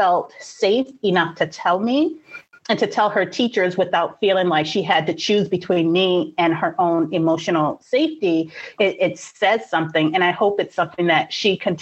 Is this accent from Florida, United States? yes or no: no; New York City, New York, United States; I grew up in Brooklyn in the 80s